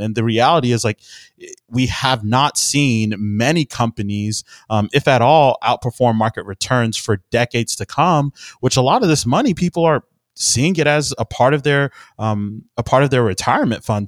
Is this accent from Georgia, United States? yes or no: no; Houston, Texas, United States; I'm from Houston, Texas